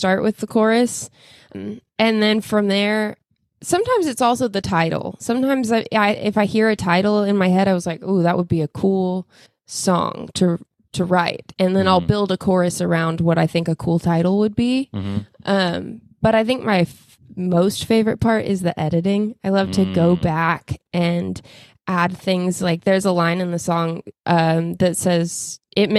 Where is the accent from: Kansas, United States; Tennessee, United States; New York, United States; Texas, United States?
Texas, United States; Boerne; we grew up in Bernie, so we grew up in a pretty small town